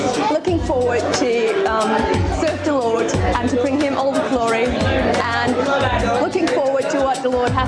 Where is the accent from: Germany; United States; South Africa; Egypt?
Germany; now in England, United Kingdom; I'm German. I came from Germany to England, and I'm married now.